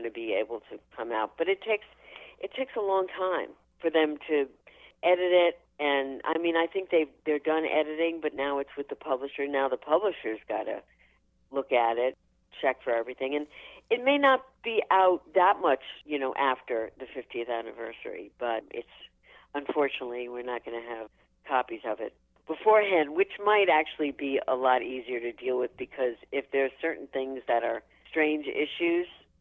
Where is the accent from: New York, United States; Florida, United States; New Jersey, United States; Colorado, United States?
New York, United States; New York City; growing up in Brooklyn, I never even met a cheerleader